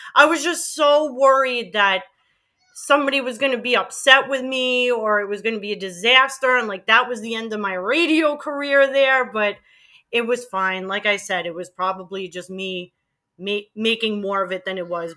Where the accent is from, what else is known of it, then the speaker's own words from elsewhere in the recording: New York City, New York, United States; accent: Queens; moved away; I'm born and bred and raised in Queens, and I have a Queens accent